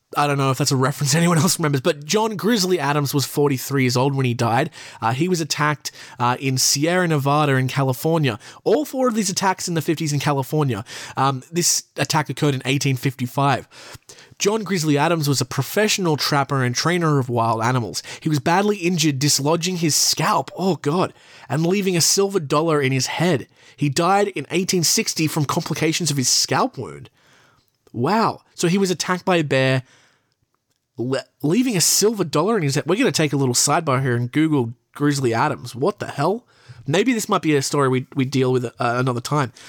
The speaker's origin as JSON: {"language": "English", "country": "Australia", "said": "I'm from Australia"}